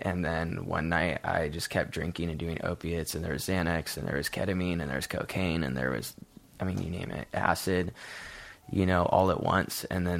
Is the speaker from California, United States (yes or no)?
yes; Santa Barbara, California, United States; I'm from Santa Barbara, California.